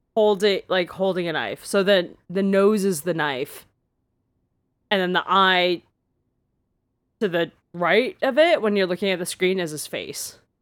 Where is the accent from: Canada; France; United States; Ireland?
Canada; I'm so Canadian